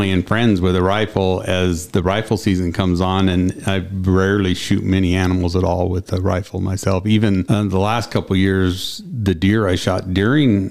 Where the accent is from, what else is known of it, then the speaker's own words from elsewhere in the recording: Eastern Washington, United States; moved away as an adult; now in Wyoming, United States; I grew up in Eastern Washington, hunting and fishing there around Grand Coulee Dam area in the wheat country, little small town